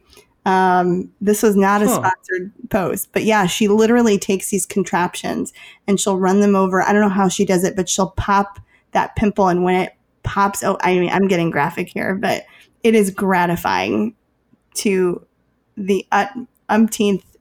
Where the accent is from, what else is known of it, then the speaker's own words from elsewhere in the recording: Chicago, Illinois, United States; I'm from Chicago